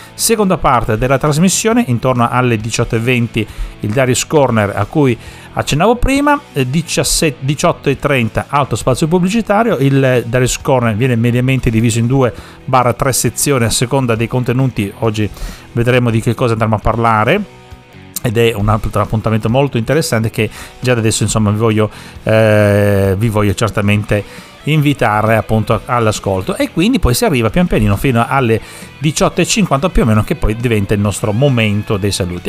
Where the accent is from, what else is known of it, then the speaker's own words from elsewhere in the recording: Sicily, Italy; now in Parma, Italy; dalle nostre parti, intendo dire, giù in Sicilia